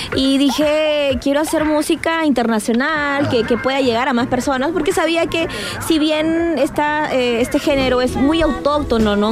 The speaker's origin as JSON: {"language": "Spanish", "country": "Peru", "said": "en mi país actué en dos novelas"}